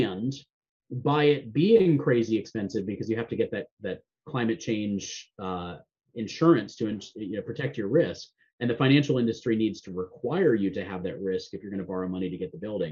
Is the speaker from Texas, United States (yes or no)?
no; Florida, United States; I grew up in Florida